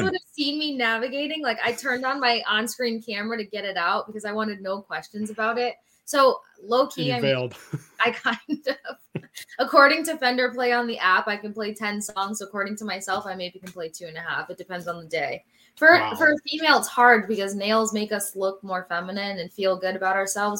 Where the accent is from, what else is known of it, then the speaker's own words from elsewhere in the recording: Tampa, Florida, United States; I grew up here in Tampa for the most part after my dad retired from the military.